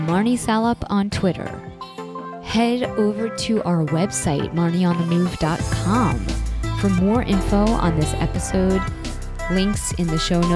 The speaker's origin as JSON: {"language": "English", "area": "Long Island", "region": "New York", "country": "United States", "tie": "born or raised there", "said": "growing up on Long Island"}